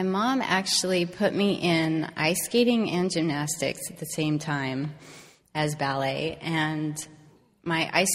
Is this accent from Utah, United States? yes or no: yes; Salt Lake City, Utah, United States; I grew up in Salt Lake City, I'm a really big outdoors person